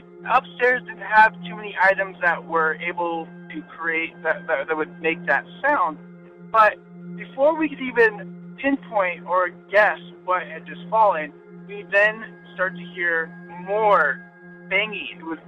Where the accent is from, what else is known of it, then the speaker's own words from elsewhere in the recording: California, United States; I'm calling from Orange County, California. And in my hometown, one of the scariest places is called Black Star Canyon.